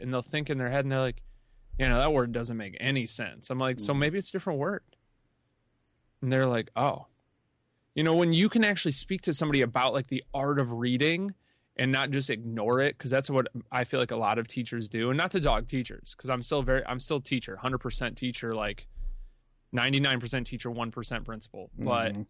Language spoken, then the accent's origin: English; New York, United States; moved away; Man, so when I came from New York and I moved out here, and it took a while for my certifications.